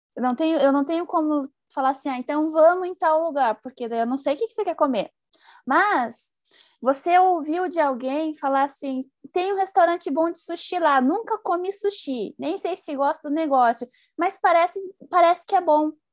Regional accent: Paraná, Brazil; moved away; eu sou lá do Paraná

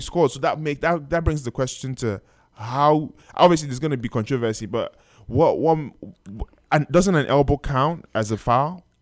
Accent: Nigeria; I am Nigerian

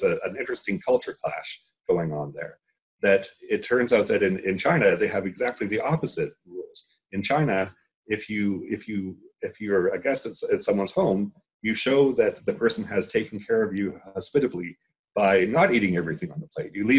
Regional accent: Canada; now in New Jersey, United States; I'm a Canadian now living in the States

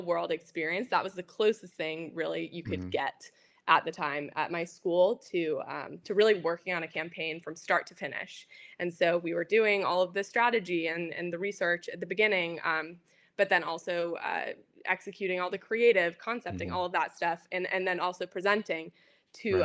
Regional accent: Australia; moved away; I'm originally from Australia

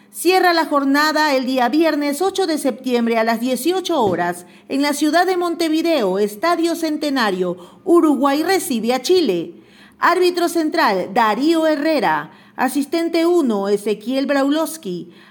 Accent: Ecuador; soy ecuatoriano, sí señor, y tú eres

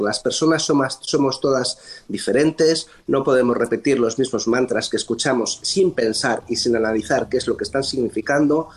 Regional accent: Spain; moved away as an adult; now in Bethesda, United States; Soy un español que decidió venir por voluntad propia a trabajar a los Estados Unidos

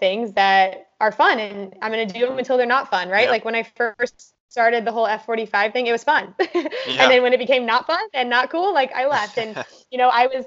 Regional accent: Kansas, United States; moved away as an adult; also born or lived in California; now in Austin, United States; growing up in Kansas

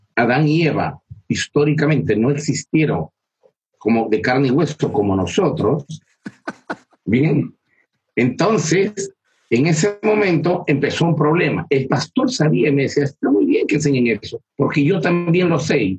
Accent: Peru; yo vivo en Perú, soy peruano

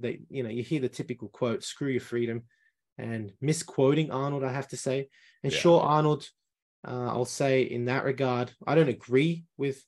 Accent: Lima, Peru; moved away; I come from Peru, from Lima, but not the center of Lima where the rich people were. I come from 2 hours north on the base of the Andes Mountains

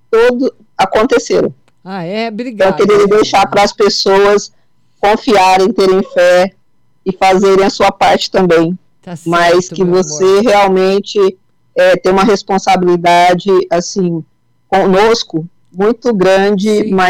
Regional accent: São Paulo, Brazil; eu sou do estado de São

